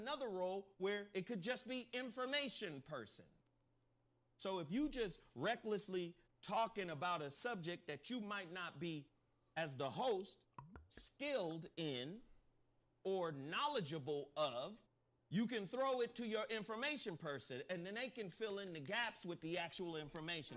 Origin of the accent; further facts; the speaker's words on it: Chattanooga, Tennessee, United States; I was born in Chattanooga, Tennessee